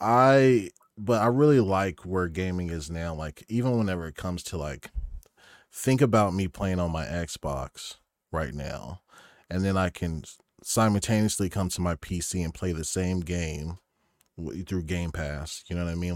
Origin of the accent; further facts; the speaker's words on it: Oklahoma, United States; moved away as an adult; also born or lived in Stavanger, Norway; now in Norway; I'm from Oklahoma